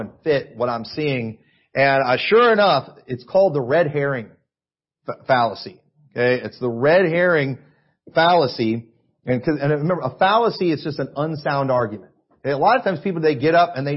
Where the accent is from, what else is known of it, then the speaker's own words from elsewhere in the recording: United States; I'm an American and I watch Fox News